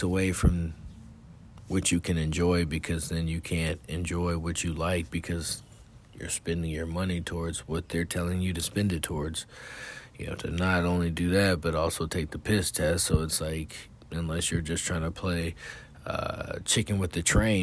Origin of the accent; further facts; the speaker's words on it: California, United States; now in Texas, United States; I'm from California